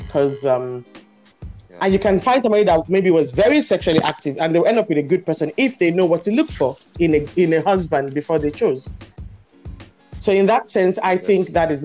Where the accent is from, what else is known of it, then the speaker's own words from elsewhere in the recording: Nigeria; growing up in Nigeria, in a small town, very churchy, very cultural, traditional, and religious